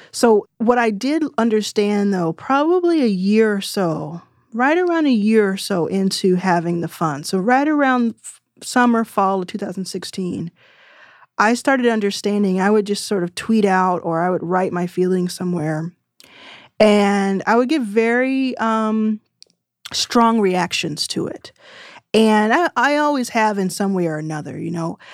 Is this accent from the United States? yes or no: yes; Texas, United States; I'm from Texas and didn't go to college